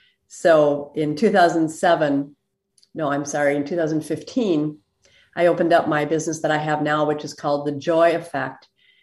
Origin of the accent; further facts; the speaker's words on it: Minneapolis, Minnesota, United States; The Minneapolis area.